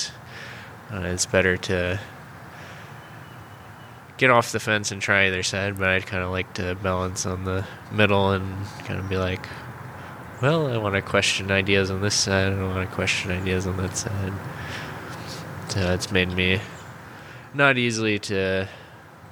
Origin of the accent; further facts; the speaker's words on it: Maine, United States; moved away as an adult; also born or lived in Bloomington, Indiana / St. Louis, Missouri; I grew up in Maine